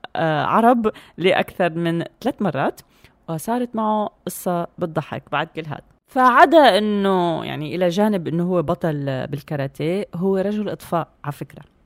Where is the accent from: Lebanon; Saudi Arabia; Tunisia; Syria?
Syria